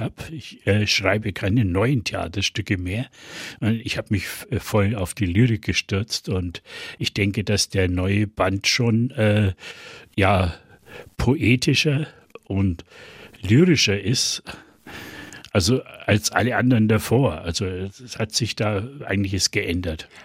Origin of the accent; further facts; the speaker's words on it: East Franconia, Bavaria, Germany; accent: East Franconian; mein Fränkisch, mein Ostfränkisch, um es philologisch korrekt zu bezeichnen, das ist ja sehr stark nordbayerisch geprägt